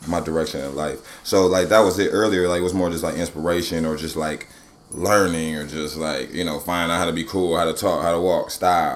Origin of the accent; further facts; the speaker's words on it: Cleveland, Ohio, United States; moved away; also born or lived in California / Atlanta; I was born in California, but I'm from Cleveland